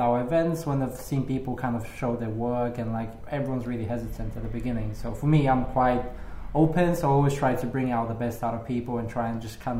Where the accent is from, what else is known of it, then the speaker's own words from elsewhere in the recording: Bulgaria; now in London, United Kingdom; I'm from Bulgaria. I'm from like a really small town where people are quite conservative.